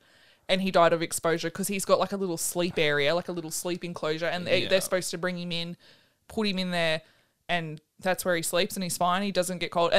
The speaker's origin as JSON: {"language": "English", "region": "Florida", "country": "United States", "said": "We're from Florida. We don't know about this stuff."}